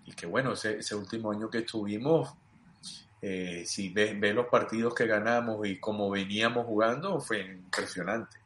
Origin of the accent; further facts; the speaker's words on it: Mérida, Venezuela; also born or lived in Los Teques, Venezuela; mi mamá y mi papá deciden irse a Mérida, mi mamá iba a estudiar en la ULA, y nos vamos a Mérida